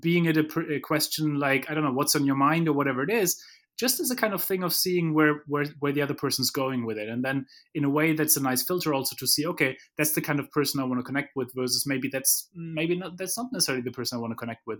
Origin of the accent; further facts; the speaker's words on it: Germany; moved away; I come from Germany where, you know, we wanna have plans